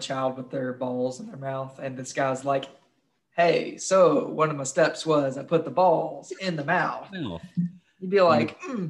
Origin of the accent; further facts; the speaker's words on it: Kentucky, United States; I'm from Kentucky.